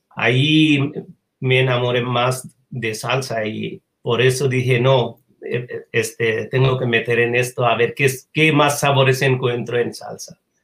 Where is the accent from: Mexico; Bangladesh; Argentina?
Bangladesh; Spanish is a second language; moved away as an adult; also born or lived in Japan; yo 1985 salgo de Bangladesh a Japón para estudiar.